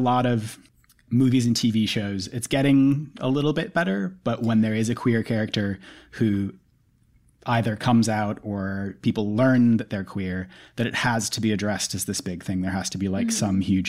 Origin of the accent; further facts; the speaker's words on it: New York City, New York, United States; the way that I feel about being a New Yorker